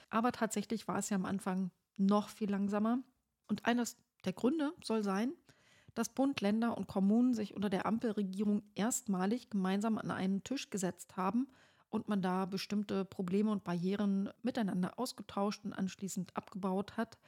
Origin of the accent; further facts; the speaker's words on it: Brandenburg, Germany; sag ich mal so als Brandenburgerin